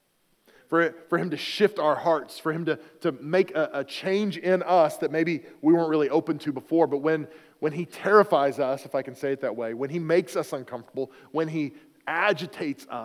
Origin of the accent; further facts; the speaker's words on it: near Oklahoma City, United States; moved away as an adult; also born or lived in western Pennsylvania; now in Pennsylvania, United States; I was serving at a church down in Oklahoma City, near my hometown.